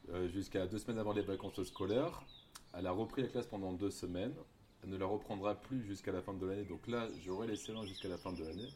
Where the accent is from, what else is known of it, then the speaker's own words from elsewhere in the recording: Bordeaux, Nouvelle-Aquitaine, France; moved away as an adult; also born or lived in French Guiana; now in Maripasoula, French Guiana; je viens de Bordeaux, du sud-ouest de la France, du coup, donc je suis métro